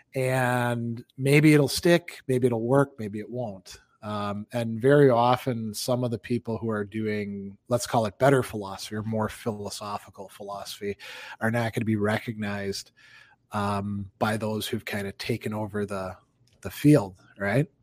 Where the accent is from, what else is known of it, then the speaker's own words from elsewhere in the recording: Wisconsin, United States; there's cities in Wisconsin, my home state, that I haven't been